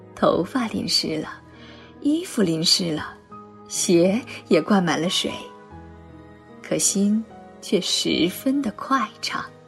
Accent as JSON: {"language": "Chinese", "region": "Zhejiang", "country": "China", "tie": "born or raised there", "moved": "as an adult", "lives_now": "Beijing, China", "said": "我是一个浙江人，大家都知道浙江气候湿润多雨"}